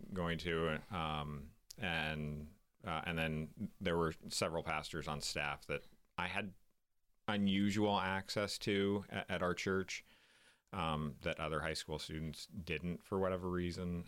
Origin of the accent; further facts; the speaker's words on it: Tulsa, Oklahoma, United States; moved away; I grew up in Tulsa, Oklahoma